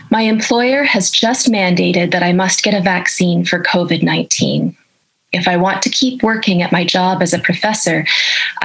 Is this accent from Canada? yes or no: yes; Canada; I'm a professor of ethics and I'm a Canadian